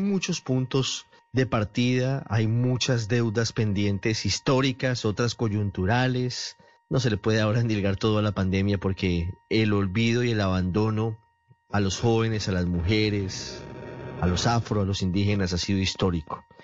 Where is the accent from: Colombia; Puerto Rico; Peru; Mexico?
Colombia; para identificarnos como colombianos